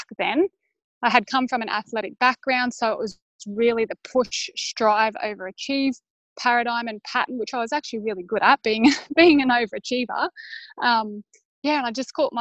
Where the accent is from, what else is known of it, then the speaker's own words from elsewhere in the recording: Brisbane, Queensland, Australia; I am from Brisbane, Australia